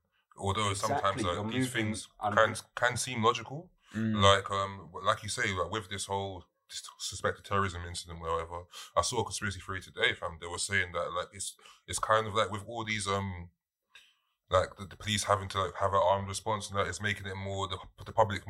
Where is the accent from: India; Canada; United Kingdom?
United Kingdom; London; In my hometown, Streatham.